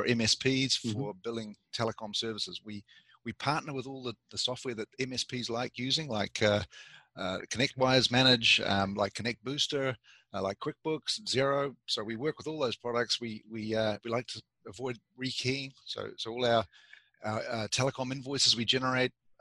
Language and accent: English; New Zealand; moved away as an adult; also born or lived in Canada; I grew up in New Zealand